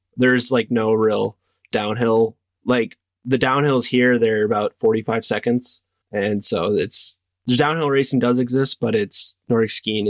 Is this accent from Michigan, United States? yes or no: no; Washburn, Wisconsin, United States; I race for Automatic Racing, and I'm from Washburn, Wisconsin.